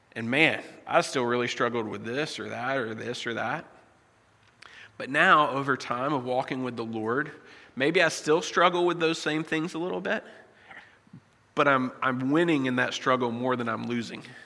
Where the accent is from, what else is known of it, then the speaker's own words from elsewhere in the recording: United States; moved away as an adult; I was born in the States, and so my citizenship is still there